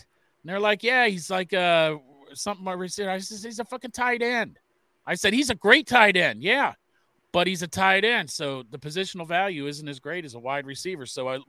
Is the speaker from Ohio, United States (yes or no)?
yes; Cincinnati, Ohio, United States; We're from Cincinnati.